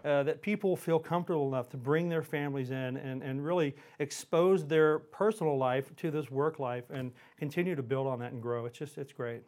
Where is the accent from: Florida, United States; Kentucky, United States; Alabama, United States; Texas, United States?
Texas, United States; Houston; also born or lived in Montgomery, Texas; I grew up in Houston. Uh, I live outside of Houston now in a pl, a little town called Montgomery, Texas, on Lake Conroe.